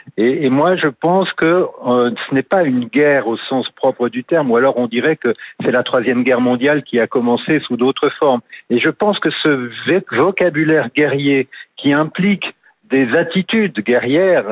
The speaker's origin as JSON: {"language": "French", "region": "Nouvelle-Aquitaine", "country": "France", "said": "je suis du Sud-Ouest"}